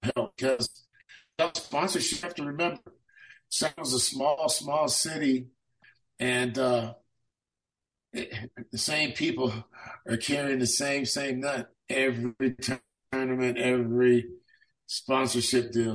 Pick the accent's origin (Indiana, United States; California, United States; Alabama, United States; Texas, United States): California, United States; Sacramento; I grew up in District 7 out in South Sac